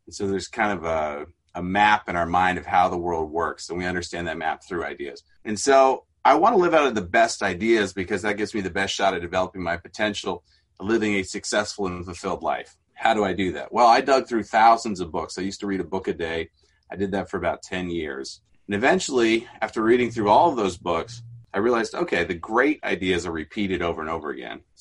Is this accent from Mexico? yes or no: yes; Mexico; as a missionary kid in Mexico, had a very different childhood and upbringing.